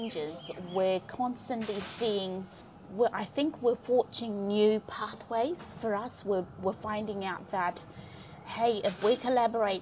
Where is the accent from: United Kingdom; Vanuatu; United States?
Vanuatu; moved away as an adult; now in Dunedin, New Zealand; I grew up in Vanuatu